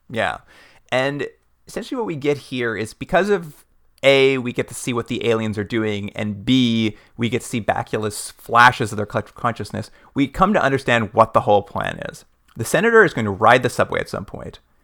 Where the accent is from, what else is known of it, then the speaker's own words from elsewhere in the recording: Canada; we're from Canada